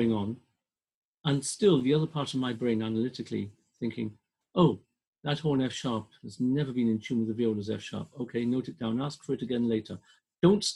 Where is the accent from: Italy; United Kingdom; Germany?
United Kingdom; Welsh, Wales; I'm Welsh